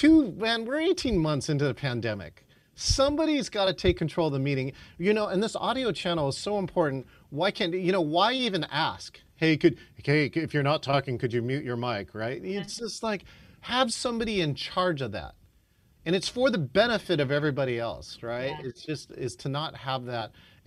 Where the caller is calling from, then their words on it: Seattle, Washington, United States; nobody ever has to ask me, where are you calling in from … ? Because I have Seattle here on my piece.